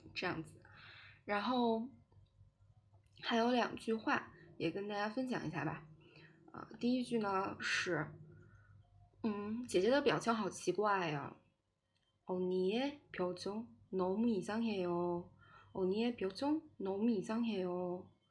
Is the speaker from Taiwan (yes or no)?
no; China; 我是个中国人